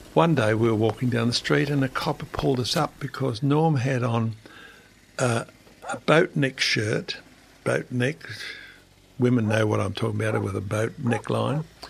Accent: Australia; me being Australian

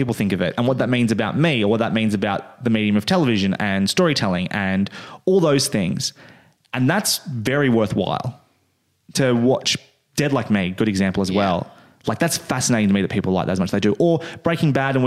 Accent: Australia; since we are Australian

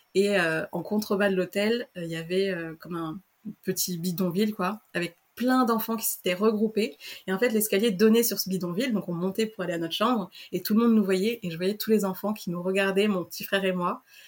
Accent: France; also born or lived in Antananarivo, Madagascar; je suis arrivée en France à l'âge d'un an et demi. Euh, voilà, je suis arrivée euh, en pleine campagne, mes parents sont agriculteurs

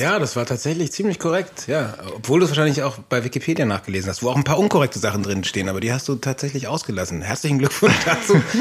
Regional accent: Austria; moved away; in Österreich, dann dem Dorf, wo ich herkomme, bei meinem Vater

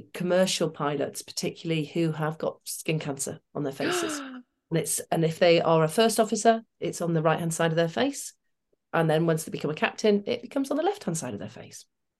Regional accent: Manchester, North West England, United Kingdom; But I grew up in Manchester, working class, mother, teacher, dad, carpet fitter, then ran his own business.

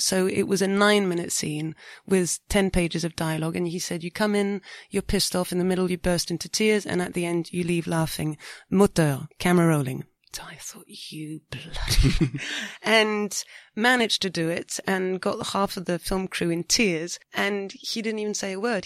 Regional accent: France; we haven't got many karaoke's in France

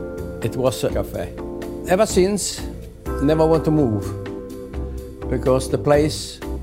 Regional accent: Italy; English is a second language; moved away as an adult; now in London, United Kingdom; I came from Italy

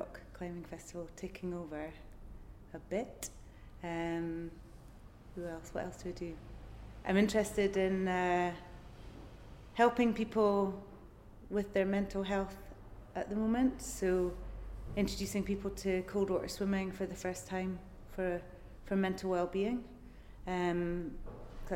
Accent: Aberdeenshire, Scotland, United Kingdom; also born or lived in Bristol / Edinburgh / New York; now in Lake District, United Kingdom; I was born in the northeast of Scotland, and I had a pretty cool upbringing. I wasn't feral, definitely not feral, but I had a nice creative upbringing. I was encouraged to, well, basically just play outside all the time. So growing up in Aberdeenshire was amazing

